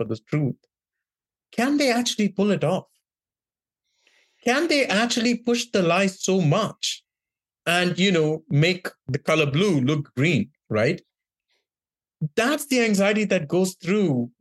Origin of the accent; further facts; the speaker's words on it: Mumbai, Maharashtra, India; also born or lived in rural India; now in California, United States; I grew up in Bombay and different parts of India, including rural India, for 3 to 4 months of every year of my childhood.